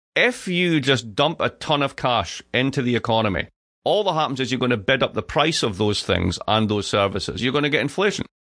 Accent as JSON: {"language": "English", "town": "Dundee", "region": "Scotland", "country": "United Kingdom", "tie": "born or raised there", "moved": "yes", "said": "I grew up in Dundee. Dundee"}